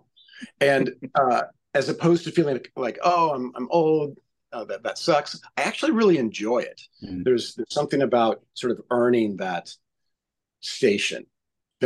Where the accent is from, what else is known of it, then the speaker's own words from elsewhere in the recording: Missouri, United States; moved away; also born or lived in Indiana; I'm from Missouri. I went to college in Indiana